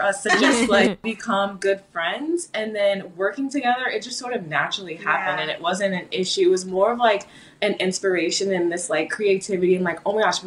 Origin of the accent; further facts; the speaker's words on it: California, United States; moved away as an adult; now in Florida, United States; I'm originally from California.